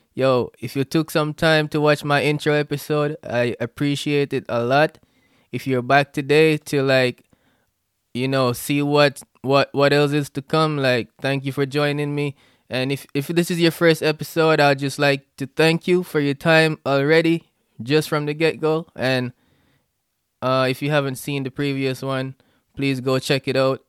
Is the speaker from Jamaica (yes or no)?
yes; Jamaica; now in United States; I'm a Jamaican